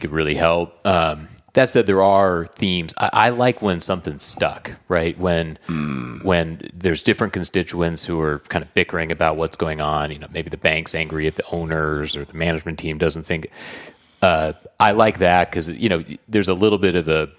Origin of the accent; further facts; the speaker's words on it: Southern California, United States; I grew up in Southern California